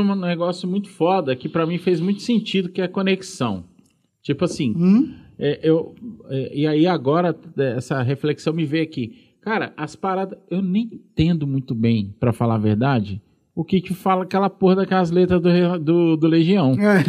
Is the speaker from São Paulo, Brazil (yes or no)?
yes; São Paulo, Brazil; moved away as an adult; now in Sete Lagoas, Brazil; eu sou paulistano